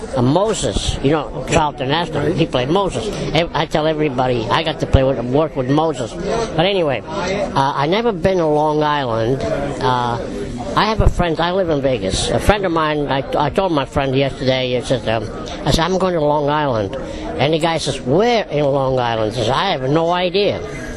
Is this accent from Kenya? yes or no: no; Italy; now in United States; Now, when I came from Italy, 1955, I went to live with my brother in Pleasantville, New York